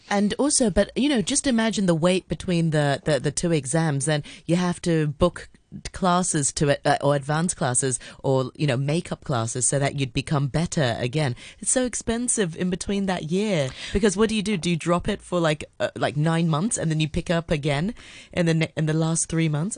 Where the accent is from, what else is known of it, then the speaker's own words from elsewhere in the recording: Hong Kong; I grew up in Hong Kong, but, you know, going to an international school